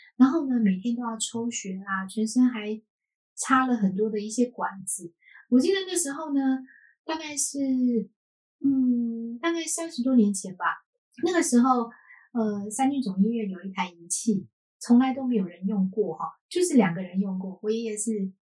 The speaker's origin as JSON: {"language": "Chinese", "country": "Taiwan", "tie": "born or raised there", "said": "我是，呃，生活在，出生就是在台湾"}